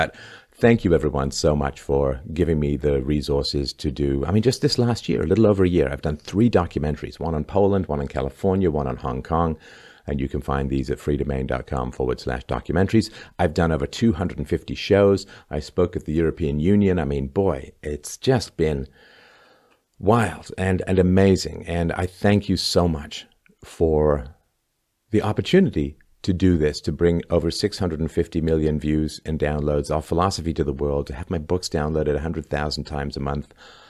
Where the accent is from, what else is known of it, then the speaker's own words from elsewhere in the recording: England, United Kingdom; now in Canada; And when I first came to Canada in 1977, I came from England, where I'd seen little light frosting dustings of snow